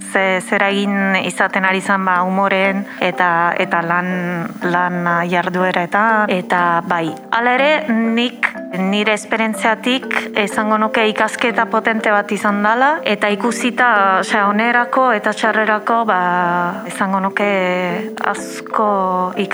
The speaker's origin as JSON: {"language": "Basque", "country": "Italy", "moved": "yes", "said": "ni berez jatorriz italiarra naiz"}